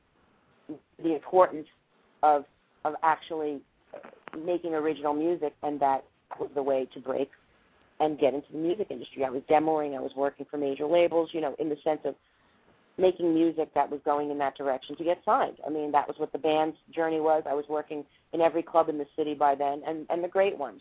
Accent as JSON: {"language": "English", "town": "Baldwin", "region": "New York", "country": "United States", "tie": "born or raised there", "also_born_or_lived": "Manhattan, New York / Freeport, New York", "said": "I was born in Manhattan. I was raised in Long Island."}